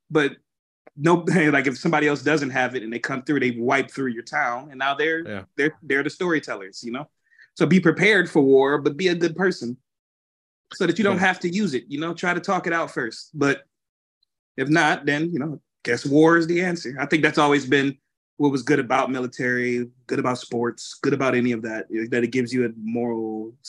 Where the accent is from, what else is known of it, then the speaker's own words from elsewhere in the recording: Detroit, Michigan, United States; now in Grand Rapids, United States; I grew up in Detroit, and like, I always tell people, Detroit, not like Farmington Hills